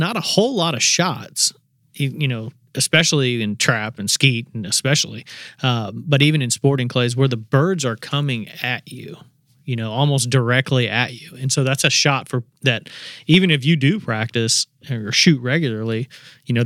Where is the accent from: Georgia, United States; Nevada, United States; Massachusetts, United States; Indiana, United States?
Indiana, United States; growing up in Indiana, we had a short little teal season